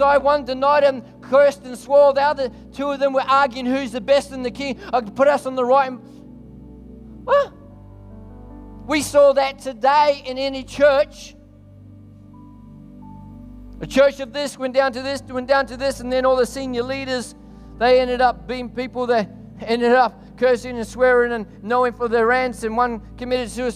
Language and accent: English; New Zealand; now in Australia; I'm actually a Kiwi originally